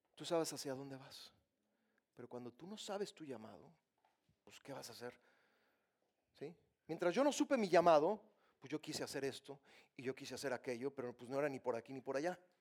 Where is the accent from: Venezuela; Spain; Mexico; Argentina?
Mexico; Yo soy mexicano